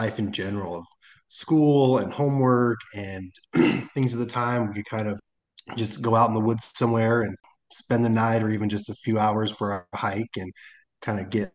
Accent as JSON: {"language": "English", "area": "the Northwest, Portland, Seattle area", "region": "Pacific Northwest", "country": "United States", "tie": "born or raised there", "also_born_or_lived": "Arizona / Utah", "moved": "as an adult", "said": "I grew up in the Northwest, Portland, Seattle area"}